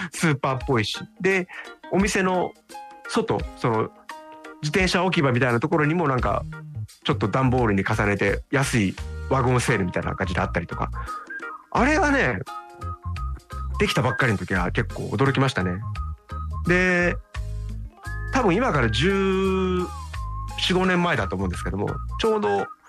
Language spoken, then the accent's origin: Japanese; Tokyo, Japan; moved away as an adult; now in Okinawa, Japan; 僕なんか本当に比較的都心に生まれ育った